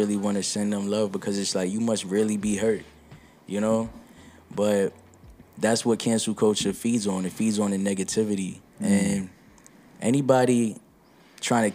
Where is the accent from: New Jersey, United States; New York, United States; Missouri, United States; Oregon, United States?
New York, United States; New York City; I'm from Brooklyn